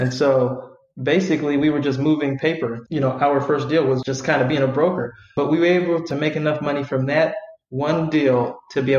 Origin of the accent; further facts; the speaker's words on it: Vallejo, California, United States; I'm from Vallejo, so it's a relatively small town